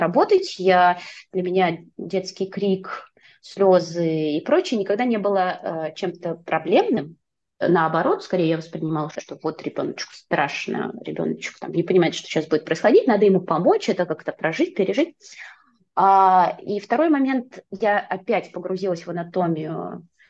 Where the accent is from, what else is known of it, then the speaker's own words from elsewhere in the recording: Nizhny Novgorod, Nizhny Novgorod Oblast, Russia; moved away as an adult; also born or lived in Saint Petersburg; now in Tallinn, Estonia; я родилась и выросла в Нижнем Новгороде, прожила там до двадцати шести лет и потом переехала в Петербург.